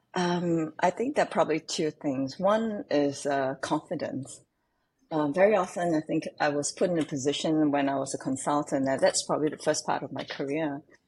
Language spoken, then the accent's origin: English; Singapore; growing up in Singapore can be quite different from most. When I was growing up, I was living in the kampong.